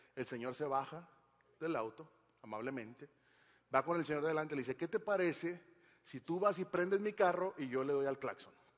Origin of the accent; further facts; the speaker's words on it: Monterrey, Nuevo León, Mexico; soy regio